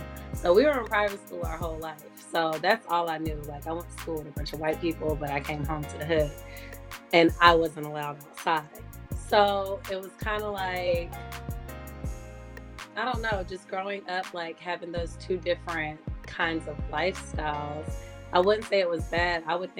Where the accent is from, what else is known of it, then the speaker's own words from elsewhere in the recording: Atlanta, Georgia, United States; I'm from Atlanta, Georgia, specifically the West End in Atlanta. I grew up there. I've been there since I was 8 years old.